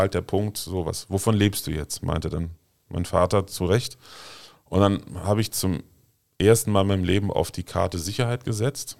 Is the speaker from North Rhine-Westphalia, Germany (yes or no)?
no; Glees, Rhineland-Palatinate, Germany; also born or lived in Heimersheim; ich bin auf einem kleinen Dorf in der Nähe von Maria Laach in Glees aufgewachsen